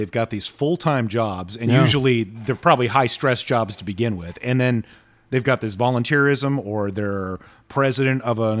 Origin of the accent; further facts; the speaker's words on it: Saudi Arabia; when I was growing up in Saudi Arabia, we actually got to take tours of the actual oil, the petroleum museum that Aramco had.